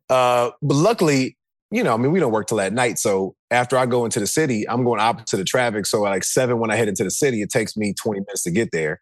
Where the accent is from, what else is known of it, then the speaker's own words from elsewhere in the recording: the South, United States; I was from the South